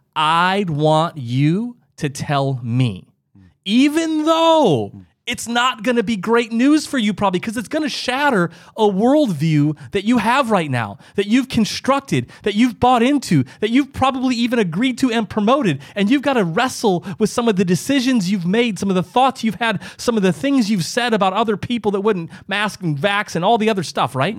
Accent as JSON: {"language": "English", "region": "Midwest", "country": "United States", "tie": "born or raised there", "said": "I, I lived, I grew up in the Midwest"}